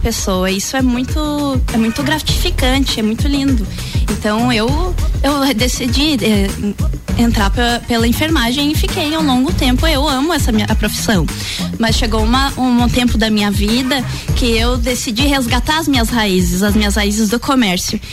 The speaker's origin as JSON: {"language": "Portuguese", "town": "Lages", "region": "Santa Catarina", "country": "Brazil", "said": "eu sou daqui de Lages mesmo. Eu sou de uma família de comerciantes aqui de Lages."}